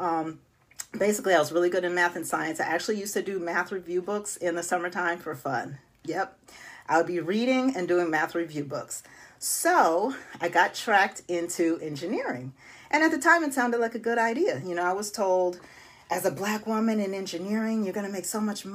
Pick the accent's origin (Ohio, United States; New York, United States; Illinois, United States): New York, United States; Buffalo; moved away; I am originally from Buffalo, New York. Yes, snowy Buffalo